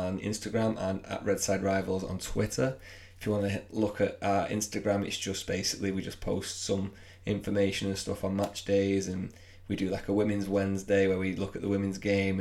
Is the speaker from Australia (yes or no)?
no; England, United Kingdom; We're English